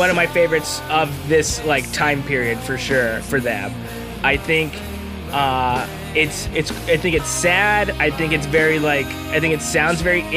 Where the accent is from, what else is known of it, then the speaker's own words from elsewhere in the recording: Long Beach, California, United States; Fingerprints in Long Beach, my hometown record store